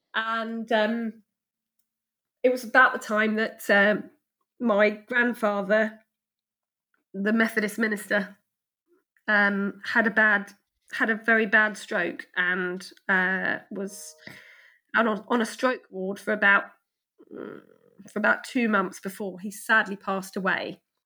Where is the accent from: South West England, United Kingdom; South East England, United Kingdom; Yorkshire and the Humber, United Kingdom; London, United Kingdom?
South East England, United Kingdom; Ashford; I grew up in Ashford, um, a street away from where I currently live